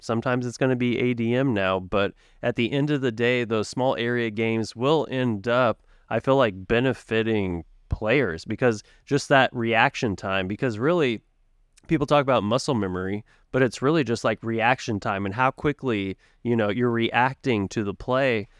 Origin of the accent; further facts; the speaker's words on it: Tulsa, Oklahoma, United States; moved away as an adult; as I was growing up in Tulsa